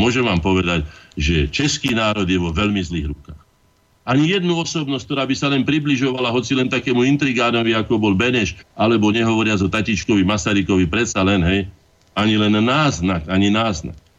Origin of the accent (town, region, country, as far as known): Slovakia